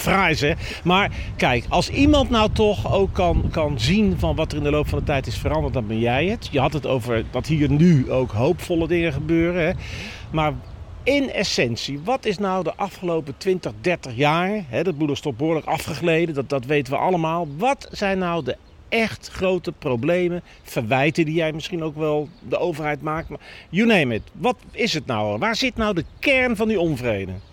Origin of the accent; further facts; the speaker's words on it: The Hague, South Holland, Netherlands; ik ben een jongen van Den Haag Zuidwest